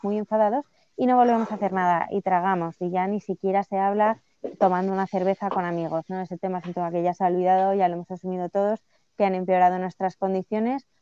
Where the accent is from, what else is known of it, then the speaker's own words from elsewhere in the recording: Spain; a mí como española